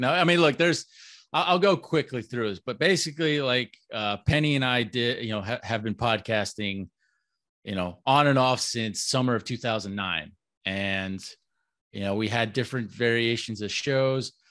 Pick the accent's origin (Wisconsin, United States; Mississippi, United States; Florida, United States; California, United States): Florida, United States; Orlando; I'm born and raised in Orlando